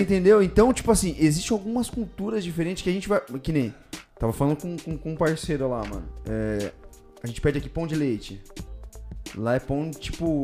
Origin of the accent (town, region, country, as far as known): São Paulo, Brazil; accent: paulista